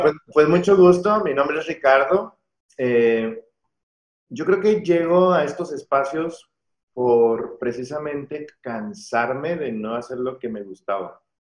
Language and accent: Spanish; Mexico; la misma educación que, que, hemos tenido como mexicanos